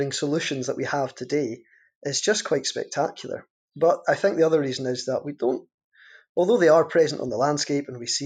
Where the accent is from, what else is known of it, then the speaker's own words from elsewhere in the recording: Caithness, Scotland, United Kingdom; my identity as someone from Caithness and as someone from Scotland